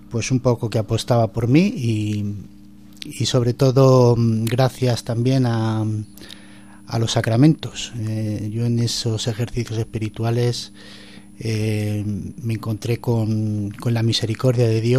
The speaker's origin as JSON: {"language": "Spanish", "town": "Madrid", "region": "Community of Madrid", "country": "Spain", "lives_now": "Coria, Spain", "said": "Soy de Madrid."}